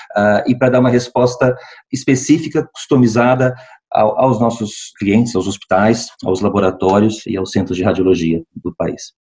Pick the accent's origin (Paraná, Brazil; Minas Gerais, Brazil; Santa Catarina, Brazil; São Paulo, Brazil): São Paulo, Brazil; interior of; moved away as an adult; also born or lived in Brasília, Brazil / United States / Lisbon, Portugal; now in Porto, Portugal; nasci em Brasília, Brasil, uh, mas cresci no interior de São Paulo